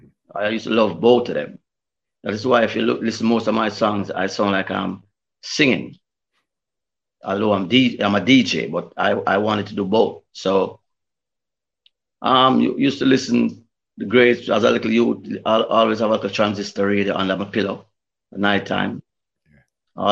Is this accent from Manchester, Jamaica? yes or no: yes; Mandeville, Manchester, Jamaica; also born or lived in Kingston, Jamaica / England; I grew up in Manly, Manchester